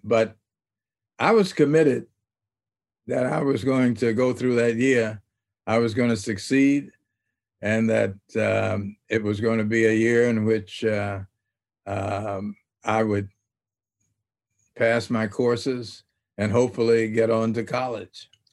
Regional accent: Little Rock, Arkansas, United States; growing up in Little Rock

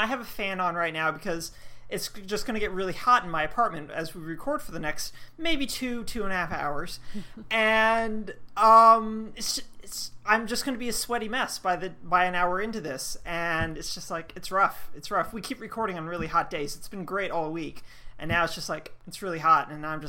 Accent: Georgia, United States; And I come from Georgia where, like, upper 80s, low 90s isn't that big of a deal.

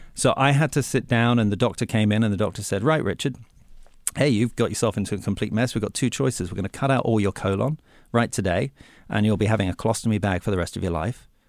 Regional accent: England, United Kingdom; moved away; when I was growing up in England

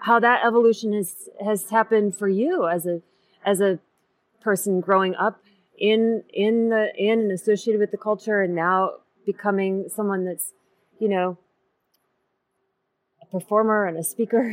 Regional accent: Sioux Falls, South Dakota, United States; I grew up in Sioux Falls, South Dakota

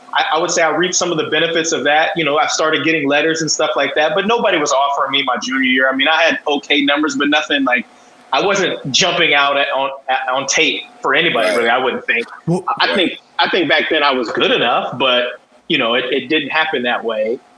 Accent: Columbus, Ohio, United States; moved away as an adult; also born or lived in Westerville, Ohio / Toledo, Ohio / New Orleans, Louisiana; now in San Diego, United States; I grew up on the east side of Columbus

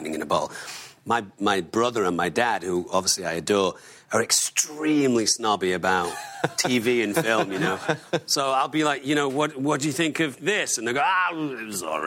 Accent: Manchester, North West England, United Kingdom; I'm from Manchester

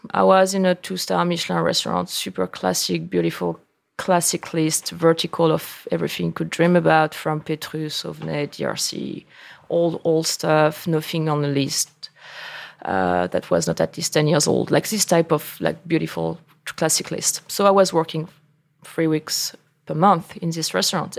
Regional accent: Angers, Pays de la Loire, France; English is a second language; moved away as an adult; now in New York, United States; I grew up in Angers and I learned that I wanted to be in wine being in Angers

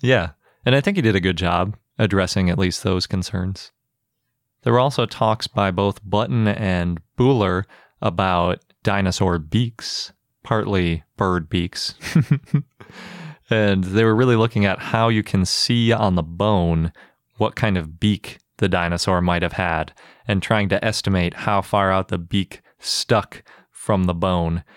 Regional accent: Milwaukee, Wisconsin, United States; born or raised there

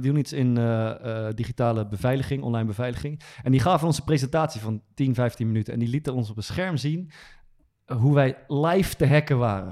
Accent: Amersfoort, Utrecht, Netherlands; is uit Amersfoort, dat is waar ik vandaan kom

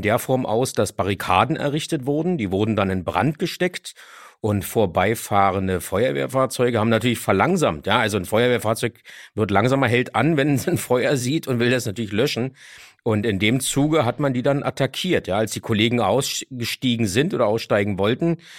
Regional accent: Berlin, Germany; Ich bin auch aufgewachsen in Kreuzberg und Neukölln.

